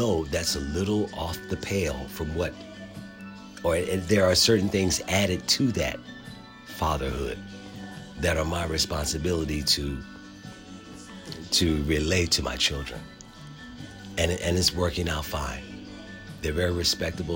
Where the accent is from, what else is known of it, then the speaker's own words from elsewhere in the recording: Philadelphia, Pennsylvania, United States; I grew up in Philadelphia, okay? I went to public school in Philadelphia.